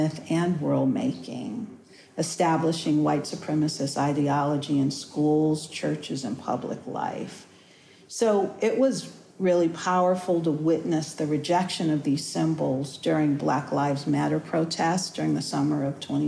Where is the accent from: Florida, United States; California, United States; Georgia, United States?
California, United States; Los Angeles; I grew up in Los Angeles